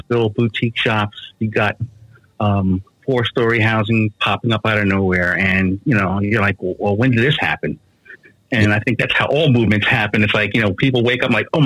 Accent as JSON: {"language": "English", "town": "New York City", "region": "New York", "country": "United States", "tie": "born or raised there", "also_born_or_lived": "Brooklyn / Beacon, New York", "moved": "yes", "said": "I grew up on the Upper West Side of Manhattan."}